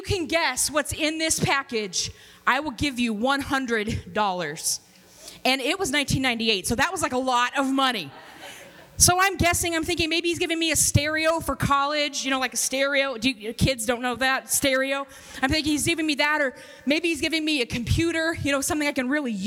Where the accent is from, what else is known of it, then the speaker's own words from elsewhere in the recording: Kansas City, United States; also born or lived in Robbinsdale, Minnesota; now in Minnesota, United States; I'm from Kansas City